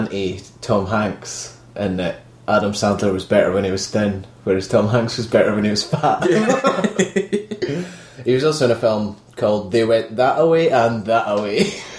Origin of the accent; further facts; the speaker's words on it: Scotland, United Kingdom; I know we're from Scotland